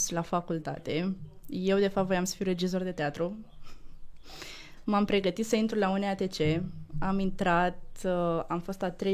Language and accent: Romanian; Tulcea, Tulcea County, Romania; now in Bucharest, Romania; Eu sunt din Tulcea.